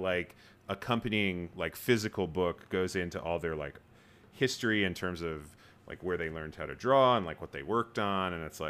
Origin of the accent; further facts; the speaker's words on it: Rhode Island, United States; I'm from Rhode Island where there are no Disney parks.